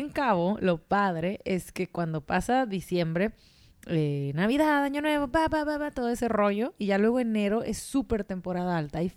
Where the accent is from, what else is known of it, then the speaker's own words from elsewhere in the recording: Argentina; moved away as an adult; also born or lived in Playa del Carmen, Mexico; de Argentina.